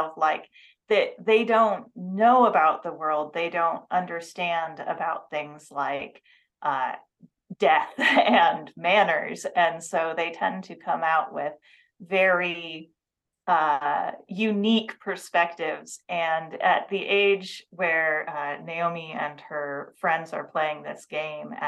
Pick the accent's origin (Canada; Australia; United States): United States; Seattle, Washington; I grew up in the Seattle area